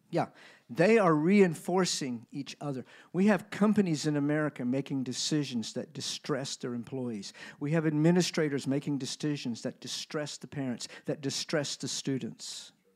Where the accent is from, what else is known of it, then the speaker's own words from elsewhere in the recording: United States; I'm American